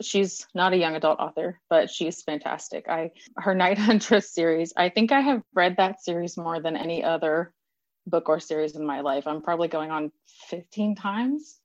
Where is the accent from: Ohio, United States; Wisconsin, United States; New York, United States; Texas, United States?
Texas, United States; I'm a Texan